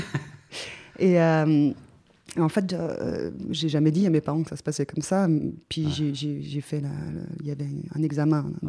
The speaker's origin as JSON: {"language": "French", "region": "Geneva", "country": "Switzerland", "said": "je viens de Suisse, donc à, à Genève"}